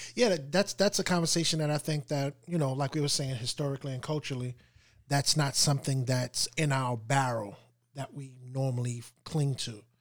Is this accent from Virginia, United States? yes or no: no; New York, United States; we're from New York